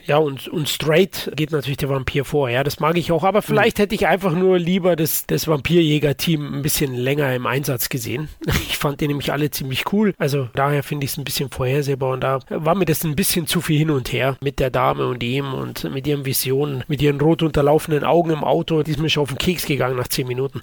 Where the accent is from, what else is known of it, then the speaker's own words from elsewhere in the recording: Bavaria, Germany; Ich als Bayer